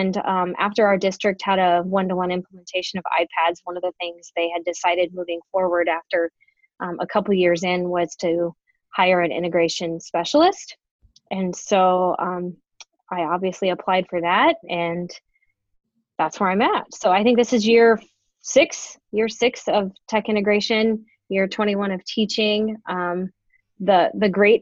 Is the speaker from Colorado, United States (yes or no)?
no; Grand Island, Nebraska, United States; also born or lived in Bellevue, Nebraska; I'm actually from Grand Island, and after high school, I went on to Nebraska Wesleyan